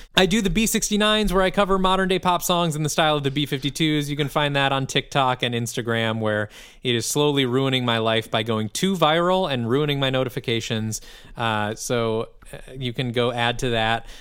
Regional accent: Midwest, United States; as a Midwesterner

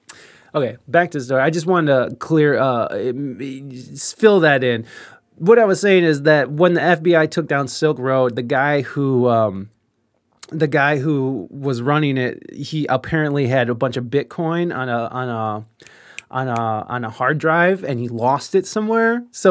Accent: Portland, Oregon, United States; now in San Diego, United States; I was raised in Portland. It's bad there now. My friends are moving away.

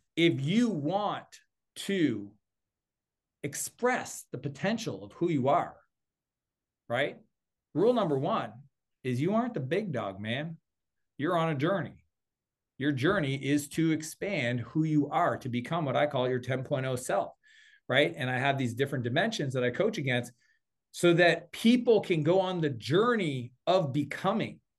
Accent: East Coast of Canada, Atlantic Canada, Canada; I'm Canadian, well, I grew up on the East Coast

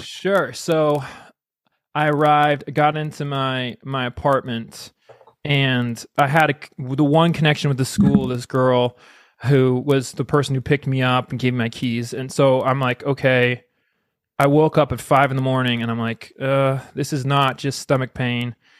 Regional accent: United States; I'm American

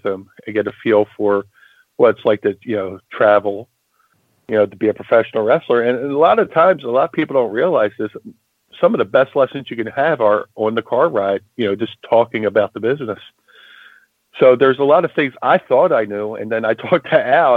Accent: Atlantic City, New Jersey, United States; also born or lived in Philadelphia, Pennsylvania; growing up in Atlantic City, I would go to the doctors like once a week

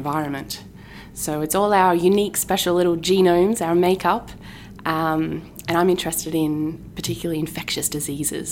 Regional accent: Tasmania, Australia; moved away as an adult; now in Massachusetts, United States; my hometown in Tasmania

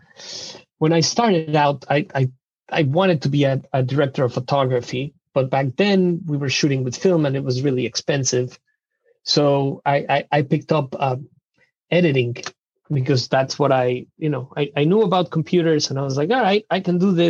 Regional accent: Mexico City, Mexico; English is a second language; moved away as an adult; now in Seattle, United States; I'm originally from Mexico City

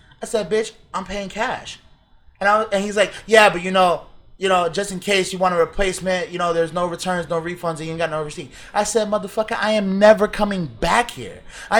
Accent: Florida, United States; from being a Floridian

